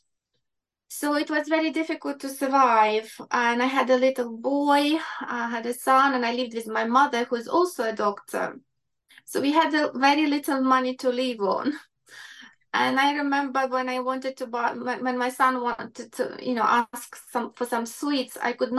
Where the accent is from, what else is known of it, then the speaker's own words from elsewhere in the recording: Ukraine; English is a second language; moved away as an adult; now in London, United Kingdom; I grew up in Ukraine. I came to London 26 years ago